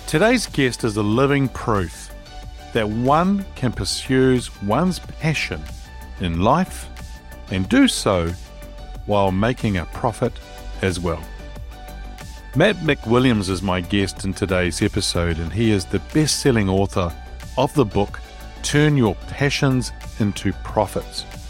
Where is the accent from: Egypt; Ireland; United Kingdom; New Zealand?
New Zealand; Wellington; the city that I grew up here in New Zealand in Wellington